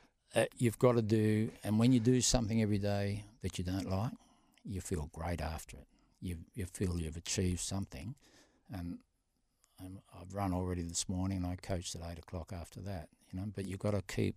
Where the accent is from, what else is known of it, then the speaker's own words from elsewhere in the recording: Boulder, Western Australia, Australia; I'm from Boulder, mate.